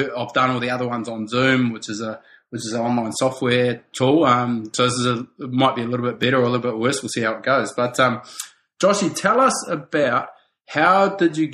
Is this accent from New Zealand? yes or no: yes; New Zealand; I grew up in New Zealand